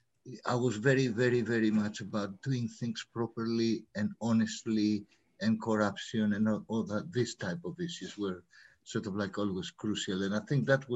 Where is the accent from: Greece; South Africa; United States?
Greece; moved away as an adult; also born or lived in Africa; now in London, United Kingdom; I was born in Africa, of Greek origin, lived my early years in Greece. I studied there architecture and civil engineering before I came for postgraduate studies here